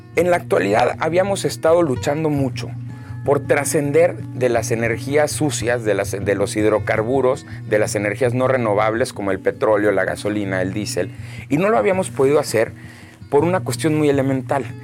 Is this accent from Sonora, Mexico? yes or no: yes; Hermosillo, Sonora, Mexico; also born or lived in Monterrey / Boston / Canada; yo nací aquí en Hermosillo, eh, el 23 de enero del 91